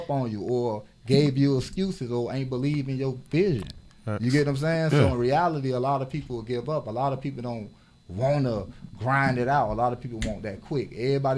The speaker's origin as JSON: {"language": "English", "town": "Miami", "region": "Florida", "country": "United States", "tie": "born or raised there", "said": "growing up in the inner city, I'm from Brownsville. I'm from Liberty City."}